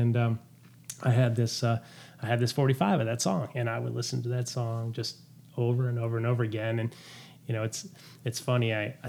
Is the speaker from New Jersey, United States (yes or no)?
no; Detroit, Michigan, United States; I grew up in Detroit.